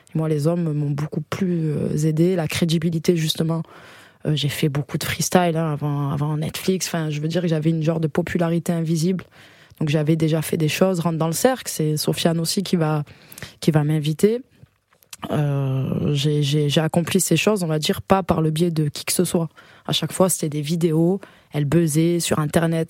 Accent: Salon-de-Provence, Provence-Alpes-Côte d'Azur, France; moved away as an adult; now in Paris, France; je viens des alentours, euh, la ville qui s'appelle euh, Salon de Provence.

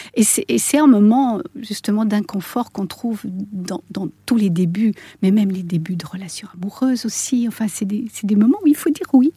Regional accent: Switzerland; je suis suissesse

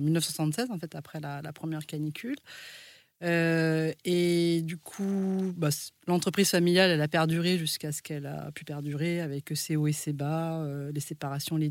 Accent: France; On est en France, on est français, mais en fait, on n'a pas la même tête que les Français

